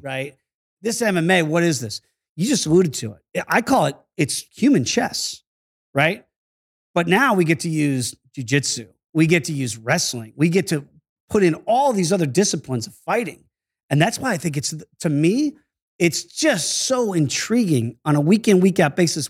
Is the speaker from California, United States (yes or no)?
no; Virginia Beach, Virginia, United States; also born or lived in New York; grew up in Virginia Beach after we moved down from New York